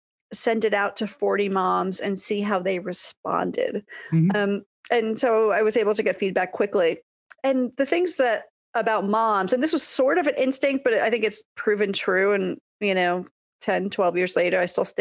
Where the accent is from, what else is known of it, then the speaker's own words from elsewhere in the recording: New York, United States; moved away as an adult; also born or lived in California; now in Seattle, United States; I grew up in New York, lived in California